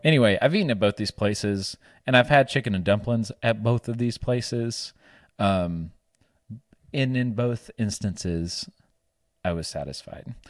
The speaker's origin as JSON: {"language": "English", "region": "the South", "country": "United States", "accent": "Southern", "said": "my Southern accent"}